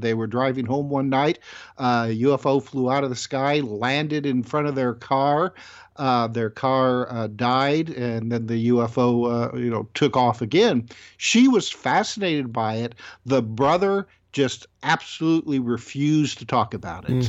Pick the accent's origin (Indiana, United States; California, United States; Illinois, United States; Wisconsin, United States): Indiana, United States; born and raised in Indiana